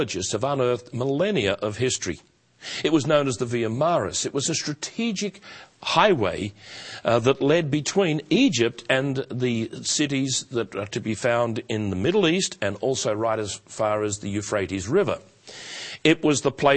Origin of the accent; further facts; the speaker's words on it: Australia; also born or lived in Melbourne; as an Australian, and one who formerly lived in Melbourne